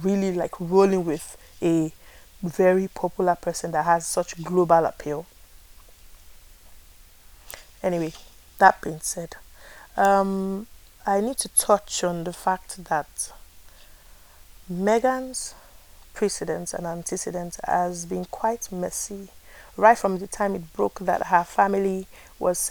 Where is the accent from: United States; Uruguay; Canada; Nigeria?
Nigeria; I am a Nigerian.